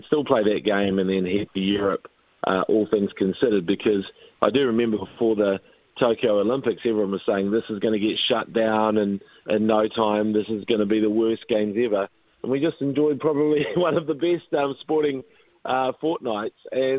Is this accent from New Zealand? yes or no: yes; New Zealand